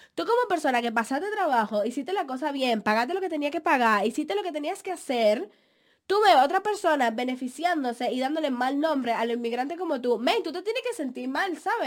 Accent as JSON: {"language": "Spanish", "country": "Dominican Republic", "moved": "yes", "said": "Mi mamá es tan así que mi mamá dejó vencer mi pasaporte dominicano"}